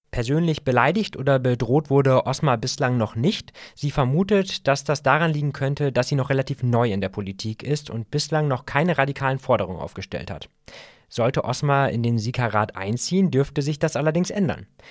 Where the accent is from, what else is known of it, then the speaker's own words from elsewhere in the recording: Barnstorf, Lower Saxony, Germany; moved away; ich bin in meine alte Heimat nach Barnsdorf gefahren